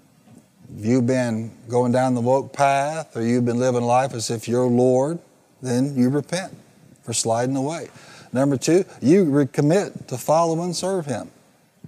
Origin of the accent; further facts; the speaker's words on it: the American West, United States; if I'm American, I'm from the West